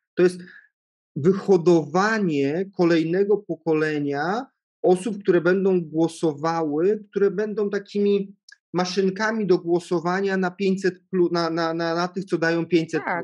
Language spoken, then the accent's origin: Polish; Świdnica, Lower Silesian Voivodeship, Poland; ja pochodzę z takiego małego miasta, nie z Wrocławia, spod Wrocławia, piękna miejscowość Świdnica